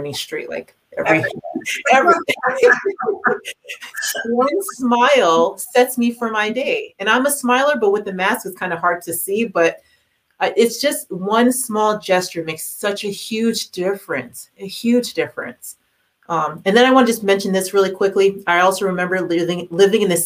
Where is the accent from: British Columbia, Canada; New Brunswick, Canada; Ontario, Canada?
Ontario, Canada; Toronto; growing up in Toronto